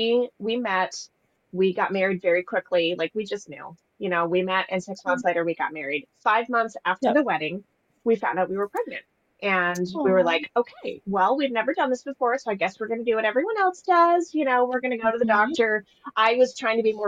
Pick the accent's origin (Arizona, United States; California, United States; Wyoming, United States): Arizona, United States; Tucson; moved away as an adult; now in Wilmington, United States; I'm originally from Tucson, Arizona.